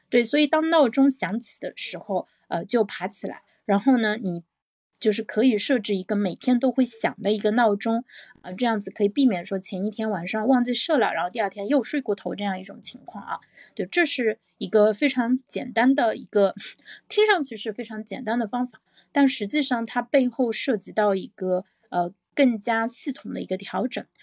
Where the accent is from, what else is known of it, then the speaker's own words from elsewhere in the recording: China; 我们中国人的这个文化传统